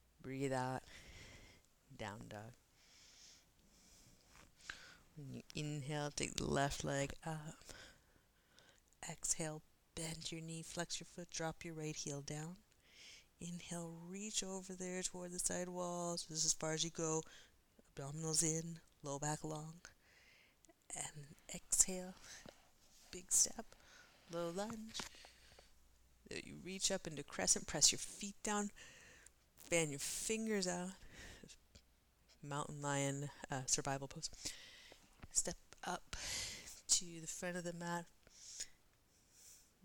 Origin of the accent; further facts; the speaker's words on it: East Coast, United States; growing up on the East Coast